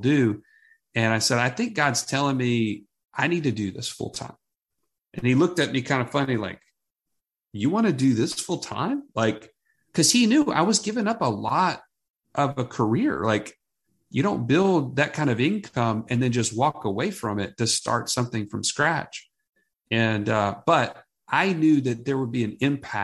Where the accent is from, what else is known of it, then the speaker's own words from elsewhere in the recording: Southeast, United States; now in Birmingham, United States; I grew up all in the Southeast